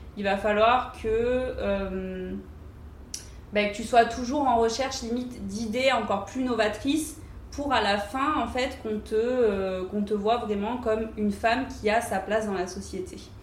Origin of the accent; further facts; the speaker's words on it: Antibes, Provence-Alpes-Côte d'Azur, France; also born or lived in Paris; now in Cannes, France; quand j'étais plus jeune et que j'habitais à Antibes, donc chez ma mère